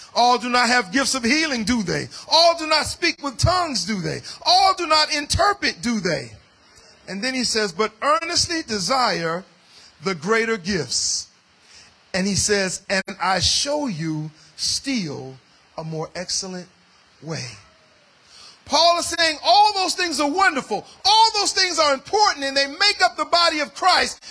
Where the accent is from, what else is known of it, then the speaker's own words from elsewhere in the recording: United States; as an African American uh, of African descent